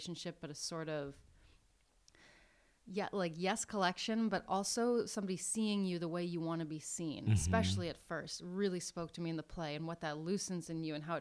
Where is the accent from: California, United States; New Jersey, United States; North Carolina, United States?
California, United States; Northern; I'm from California, but I'm from Northern California, which is a totally different place